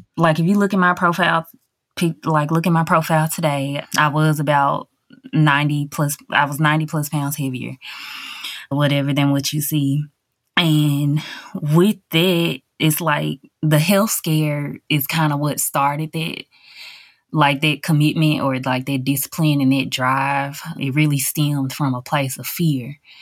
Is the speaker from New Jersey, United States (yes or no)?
no; Covington, Tennessee, United States